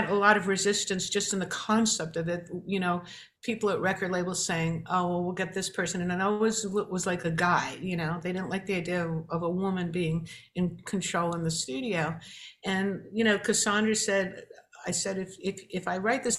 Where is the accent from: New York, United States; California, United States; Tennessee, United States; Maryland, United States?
New York, United States; growing up in New York and watching Chiller Theater on Saturday morning